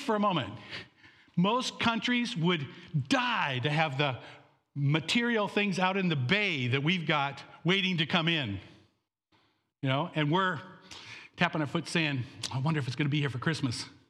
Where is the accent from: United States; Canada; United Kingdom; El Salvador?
Canada; I was born in Canada to American parents